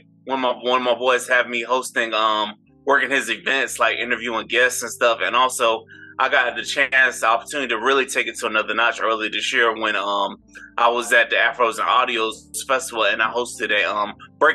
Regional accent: St. Petersburg, Florida, United States; I'm from St. Petersburg, Florida, which is right outside of Tampa.

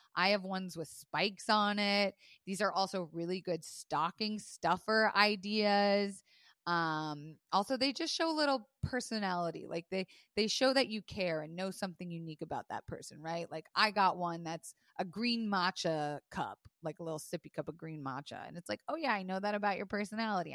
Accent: Florida, United States; I was raised in Florida

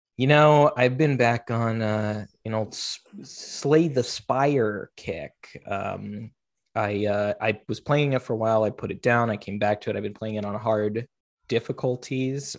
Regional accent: Seattle, Washington, United States; I was raised in Seattle

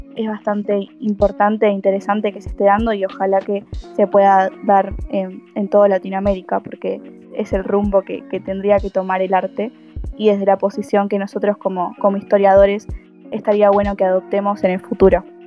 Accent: Argentina; voy a la Universidad Nacional de La Plata y soy argentina.

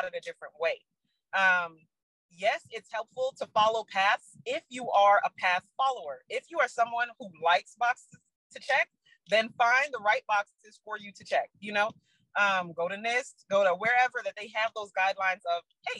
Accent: New York City, New York, United States; I'm from the Bronx

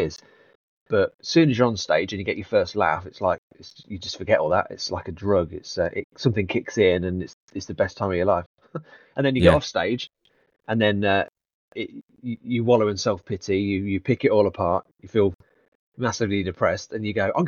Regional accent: Leicester, East Midlands, United Kingdom; moved away; also born or lived in London; growing up in Leicester, I did the youth theatre

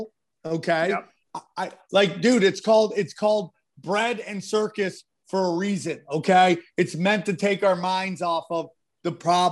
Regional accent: upstate New York outside of Syracuse, United States; I grew up in upstate New York outside of Syracuse

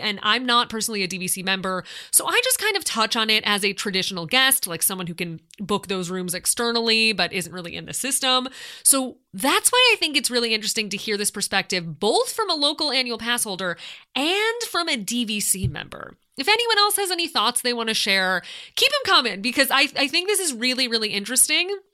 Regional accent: California, United States; As a Californian

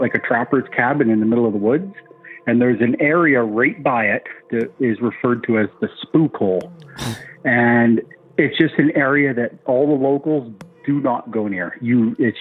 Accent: northern Ontario, Canada; now in Alberta, Canada; I grew up in northern Ontario

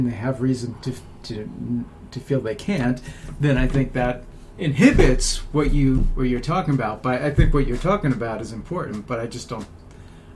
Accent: United States; as an American, we're all Americans

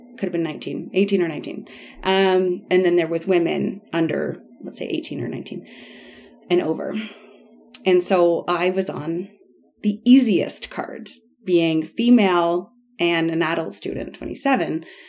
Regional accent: Guelph, Ontario, Canada; moved away as an adult; also born or lived in Bamako, Mali; I grew up in Guelph

